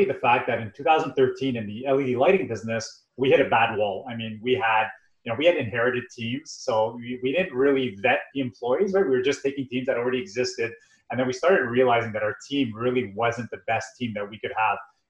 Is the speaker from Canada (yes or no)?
yes; Montreal, Quebec, Canada; we come from Montreal, so we have a lot of French-speaking population where we live